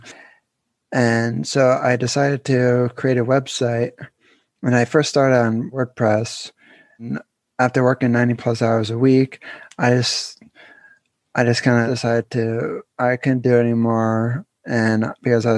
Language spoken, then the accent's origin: English; Pennsylvania, United States; I'm from Pennsylvania. I'm still living there